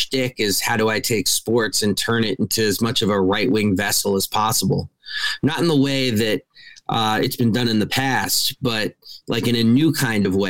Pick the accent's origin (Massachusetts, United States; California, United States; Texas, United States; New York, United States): New York, United States; New York City; I grew up in New York City. I was reading his racism when I was 10 years old, growing up in New York.